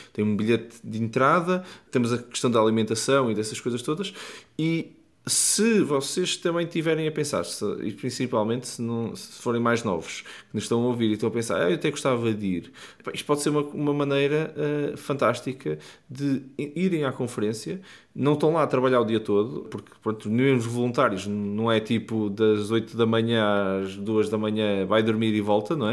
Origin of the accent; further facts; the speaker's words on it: Porto, Norte, Portugal; no Porto, minha cidade natal